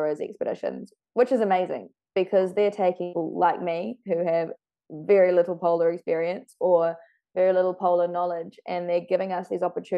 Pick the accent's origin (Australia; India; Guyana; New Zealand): New Zealand; being a New Zealander